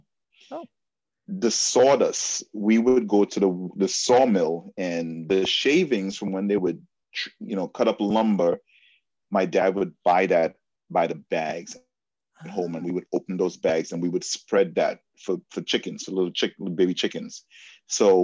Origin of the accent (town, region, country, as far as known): Trinidad & Tobago; born or raised there; moved away